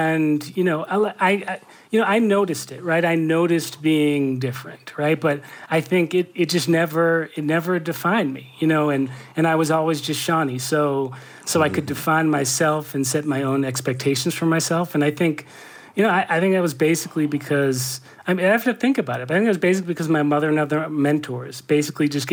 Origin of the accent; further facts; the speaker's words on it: Brookline, Massachusetts, United States; also born or lived in Boston; I grew up in Brookline, Massachusetts. I was born in Boston.